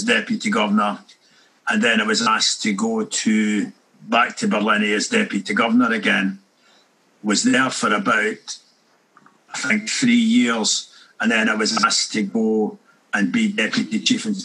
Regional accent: Borgue, Scotland, United Kingdom; I grew up in a part of Dumfries and Galloway called Borg. B-O-R-G-U-E.

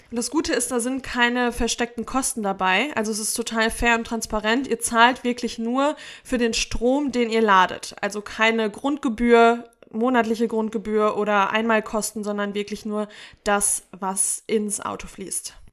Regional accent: Sauerland, North Rhine-Westphalia, Germany; moved away; wie zum Beispiel im Sauerland, meiner Heimat.

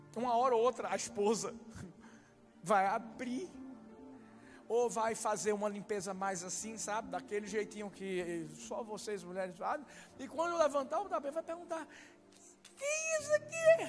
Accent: Brazil; moved away; Sou brasileiro

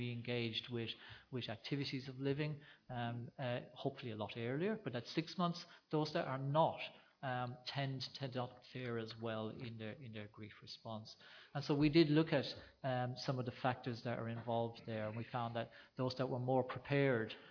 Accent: Ireland; now in Australia; growing up in Ireland when my parents got me out of bed early to go and deliver calves in the middle of the night.

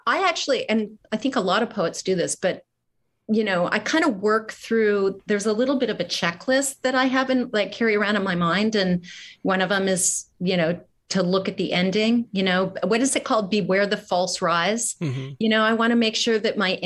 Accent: Midwest, United States; I'm from the Midwest

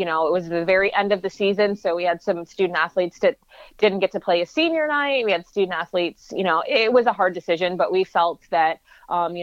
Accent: Michigan, United States; now in Chicago, United States; I'm from Michigan, so it's a little bit closer to my family.

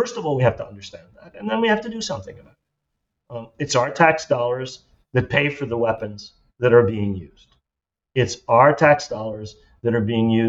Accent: United States; We as American citizens

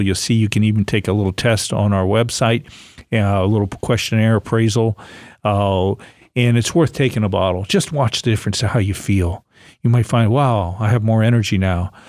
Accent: Ohio-Pennsylvania state line, Great Lakes area, United States; moved away; I grew up in the Great Lakes area, Ohio, Pennsylvania

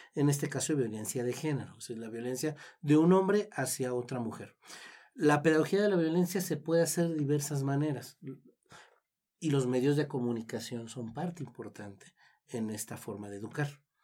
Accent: Mexico

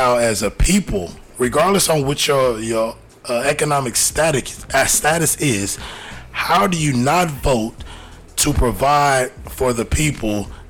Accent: New Jersey, United States; Shout out to Cory Booker from my home state.

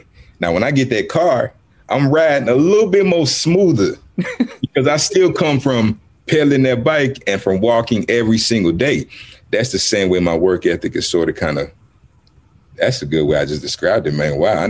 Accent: Houston, Texas, United States; also born or lived in Cameroon; I grew up, I was born in Cameroon. I grew up on the south side of Houston, Texas, and I've been a nomad my whole life.

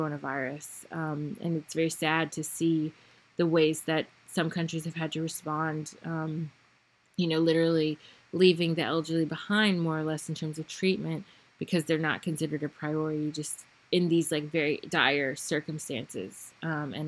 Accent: United States; I am American from the United States. I know my people

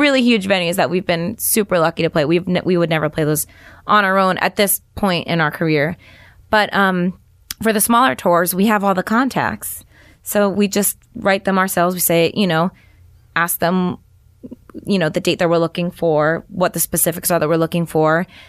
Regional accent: New York, United States; I'm from New York

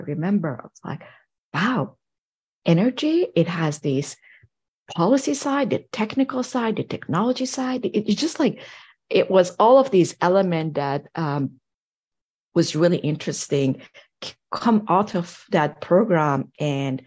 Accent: Iran; moved away as an adult; now in United States; I grew up in Iran, and over there, pretty much in high school, you have to decide which field you want to go

